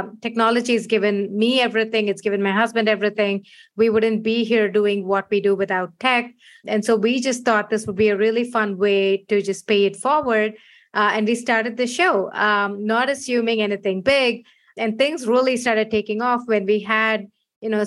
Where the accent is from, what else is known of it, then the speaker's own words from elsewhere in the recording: India; moved away as an adult; now in San Francisco, United States; I was born in India, moved here 15 years ago